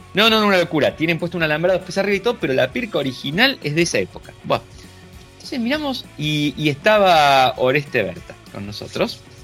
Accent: Argentina; somos argentinos

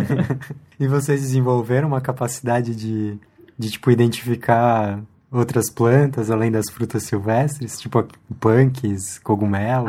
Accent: Chile; now in Brazil; eu sou chileno

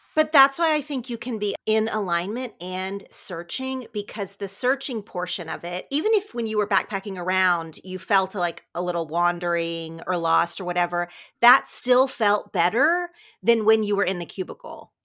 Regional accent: southern Oklahoma, United States; moved away as an adult; now in Los Angeles, United States; I loved growing up in a town of about thirty-five hundred people, really, really small in southern Oklahoma

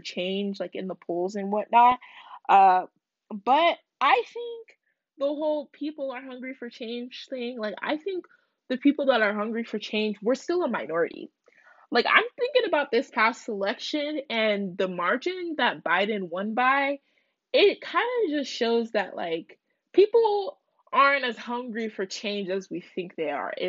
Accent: United States; I'm not a proud American

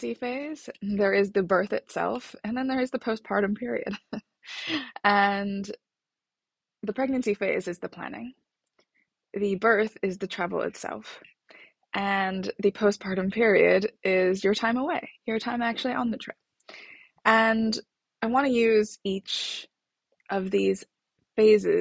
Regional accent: United States; now in London, United Kingdom; I'm a American living in London.

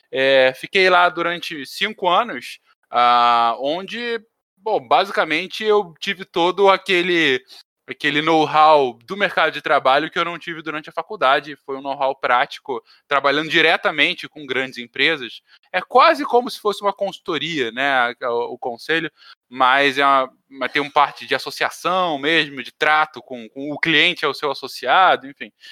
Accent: Teresópolis, Rio de Janeiro, Brazil; accent: carioca; also born or lived in São Paulo; Eu, eu nasci em São Paulo, mas eu fiquei mudando entre São Paulo e Rio boa parte da minha infância e juventude e acabei fincando mais raízes desde os 11 anos em Teresópolis, na zona serrana do Rio, daí esse sotaque meio carioca.

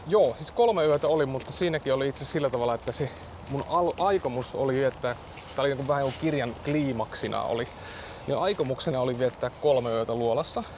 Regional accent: Central Finland, Finland; now in Helsinki, Finland; mä ajoin sitten Keski-Suomeen, mä oon kotoisin sieltä

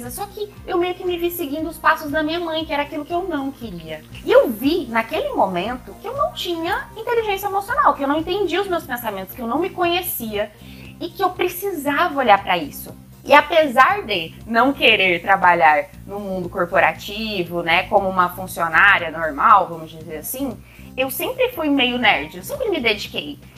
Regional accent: Presidente Prudente, São Paulo, Brazil; born there; also born or lived in Goiânia / Uberlândia; E eu venho do interior. Eu nasci em Presidente Prudente, interior de São Paulo, morei muitos anos em Goiânia e muitos anos em Uberlândia, que era a cidade que eu vivia até então.

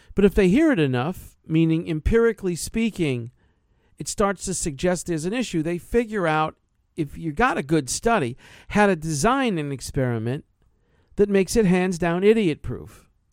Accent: New York, United States; New York, yeah, I'm from New York

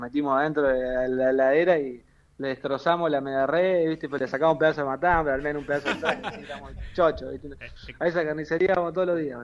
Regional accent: Argentina; moved away as an adult; now in Tripoli, Greece; yo soy recontra argentino

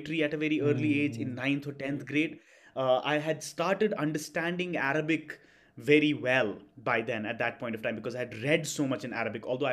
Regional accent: Srinagar, Jammu and Kashmir, India; moved away as an adult; also born or lived in Chennai; I was born and brought up in Kashmir for most of my life. And, in Kashmir, the temperatures don't go beyond 32, 33 during the summers, in Srinagar, at least.

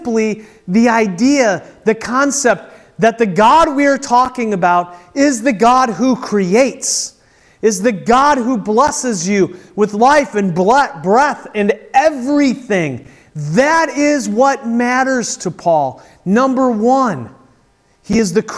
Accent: United States; as American Christians

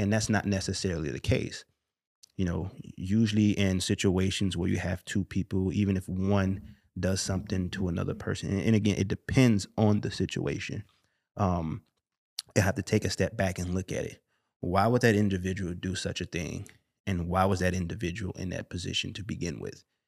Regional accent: Chicago, Illinois, United States; growing up in Chicago, specifically the west side of Chicago, moving to the north side of Chicago

